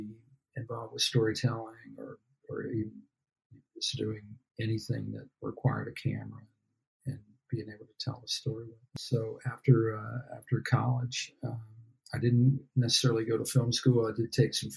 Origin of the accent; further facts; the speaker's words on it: Alabama, United States; moved away as an adult; now in Los Angeles, United States; I grew up down in Alabama.